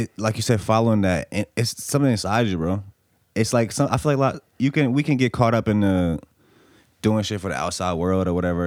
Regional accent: Bosnia & Herzegovina; now in United States; I'm from Bosnia.

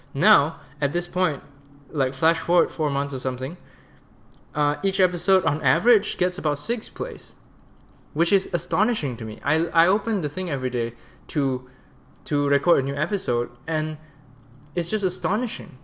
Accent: Malaysia; also born or lived in Canada; being in Malaysia for three months, my home country, to spend time with my sister and my friends here

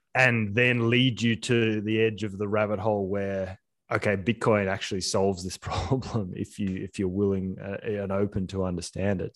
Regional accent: Sydney, New South Wales, Australia; We grew up in Sydney near the beach.

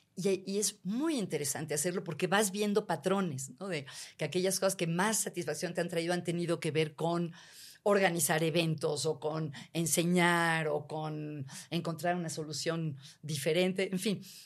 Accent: Mexico; mexicanos en general tenemos niveles muy altos de felicidad

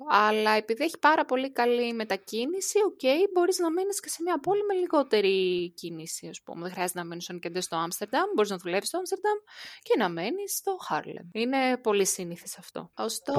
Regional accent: Greece; now in Netherlands; κατεβαίνω Ελλάδα

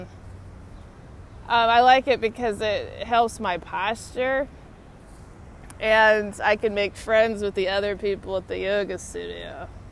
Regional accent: Austin, Texas, United States; now in Washington, D.C., United States; my hometown's Austin

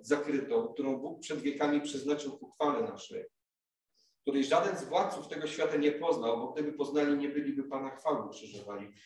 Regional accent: Głogów, Lower Silesian Voivodeship, Poland; moved away as an adult; now in Kraków, Poland; w Głogowie, gdzie już tyle lat mieszkałem, gdzie się wychowałem

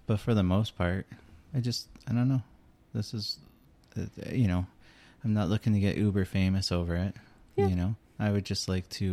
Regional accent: Newfoundland and Labrador, Canada; moved away; I am from Newfoundland

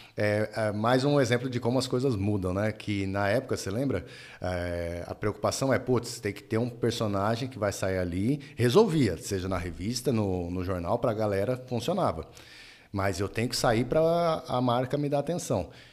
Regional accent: Paulista, São Paulo, Brazil; a gente é paulista

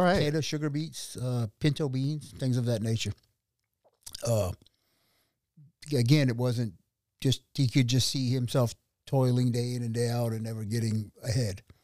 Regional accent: Idaho Falls, Idaho, United States; also born or lived in Santa Barbara, California; I was born in Idaho Falls, Idaho

